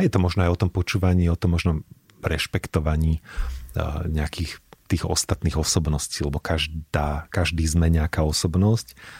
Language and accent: Slovak; Banská Bystrica, Banská Bystrica Region, Slovakia; moved away as an adult; now in Bratislava, Slovakia; ja už teda som dlhšie v Bratislave, ako som žil v Banskej Bystrici